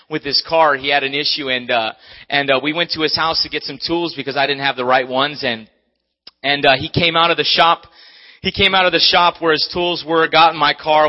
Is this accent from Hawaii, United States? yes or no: yes; Maui, Hawaii, United States; moved away; I'm from Maui.